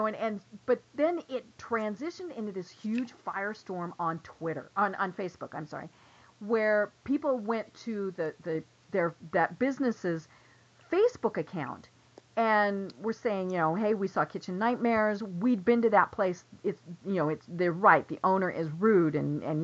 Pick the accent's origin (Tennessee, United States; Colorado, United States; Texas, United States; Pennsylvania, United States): Colorado, United States; Denver; moved away as an adult; now in Atlanta, United States; we're originally from Denver. We live in Atlanta now